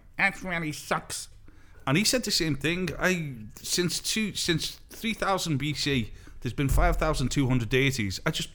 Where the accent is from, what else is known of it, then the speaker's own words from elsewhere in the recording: Liverpool, North West England, United Kingdom; accent: Scouse; moved away; I grew up in Liverpool